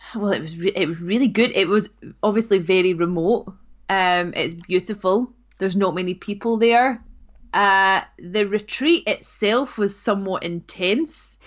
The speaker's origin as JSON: {"language": "English", "area": "North Ayrshire", "region": "Scotland", "country": "United Kingdom", "tie": "born or raised there", "said": "I grew up in North Ayrshire"}